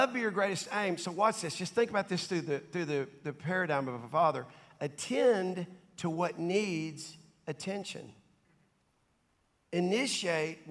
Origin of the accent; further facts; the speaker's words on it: Dallas, Texas, United States; I grew up in South Dallas, in Oak Cliff, Cockrell Hill, to be specific